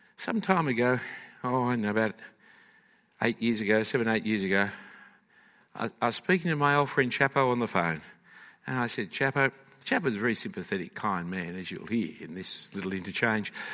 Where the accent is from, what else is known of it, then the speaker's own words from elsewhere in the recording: Australia; as Australians, are one of the migrant nations.